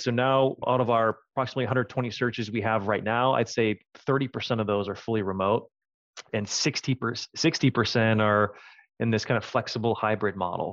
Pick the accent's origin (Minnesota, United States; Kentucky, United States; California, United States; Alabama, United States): Minnesota, United States; Minneapolis; moved away as an adult; now in San Francisco, United States; I'm a Minnesota native